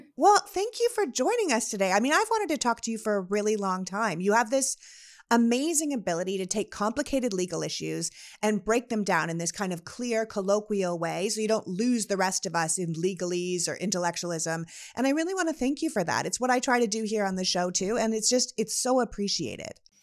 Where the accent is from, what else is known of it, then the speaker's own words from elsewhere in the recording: Canada; now in United States; we're both good old Canadian girls